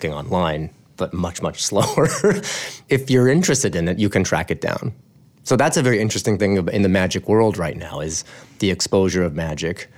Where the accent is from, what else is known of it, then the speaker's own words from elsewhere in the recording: Albuquerque, New Mexico, United States; I was born in Albuquerque, New Mexico